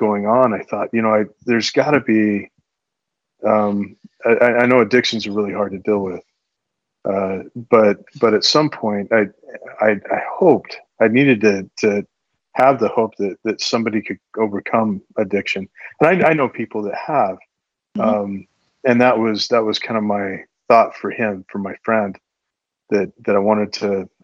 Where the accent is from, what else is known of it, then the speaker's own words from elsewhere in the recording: Arizona, United States; I grew up in Arizona